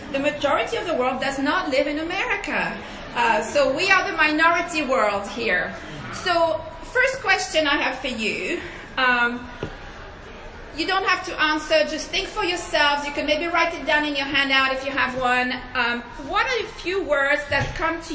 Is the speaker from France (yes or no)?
yes; France; accent: French; please forgive my accent, I'm French